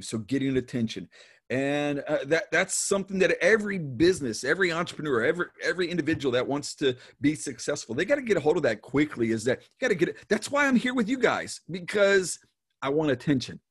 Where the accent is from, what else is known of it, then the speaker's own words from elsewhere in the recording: Dayton, Ohio, United States; I was born in Dayton, Ohio